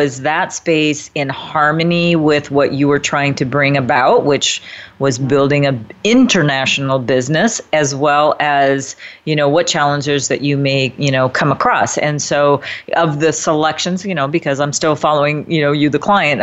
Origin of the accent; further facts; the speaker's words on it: Midwest, United States; my upbringing was a bit similar to yours. I'm from the Midwest as well